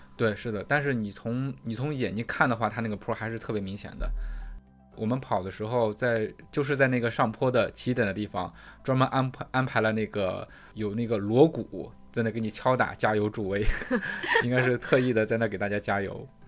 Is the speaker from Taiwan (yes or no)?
no; China; moved away; 宿迁离我家特别近，就是他们那边儿农村的风景跟我老家农村的风景其实很像的